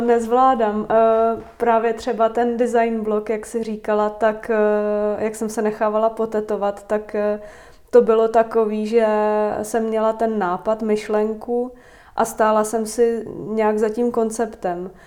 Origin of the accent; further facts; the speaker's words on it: Vysočina Region, Czechia; moved away as an adult; also born or lived in Prague; má babičku na Vysočině, stejně tam, kde já